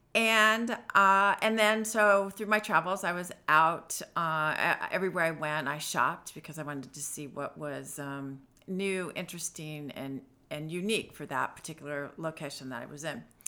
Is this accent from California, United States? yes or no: yes; San Diego, California, United States; moved away as an adult; now in Washington, United States; I am originally from San Diego, California